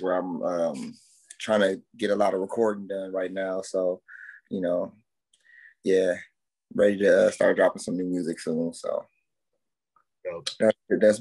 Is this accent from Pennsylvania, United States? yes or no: no; Milwaukee, Wisconsin, United States; born or raised there; moved away as an adult